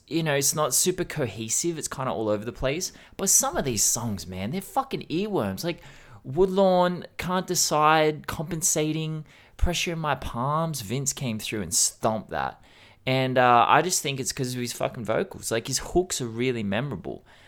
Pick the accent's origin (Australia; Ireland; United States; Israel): Australia; as an Australian